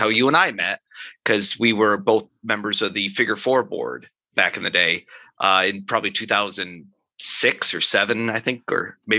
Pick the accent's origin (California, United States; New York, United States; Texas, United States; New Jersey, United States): New York, United States; Rochester; now in St. Paul, United States; Living in St. Paul, Minnesota, everyone thinks Rochester, Minnesota when I say I'm from Rochester.